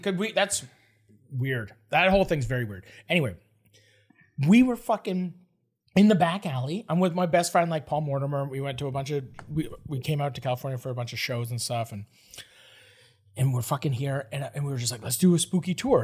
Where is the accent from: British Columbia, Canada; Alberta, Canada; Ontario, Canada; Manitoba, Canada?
Ontario, Canada; Toronto; I'm from Toronto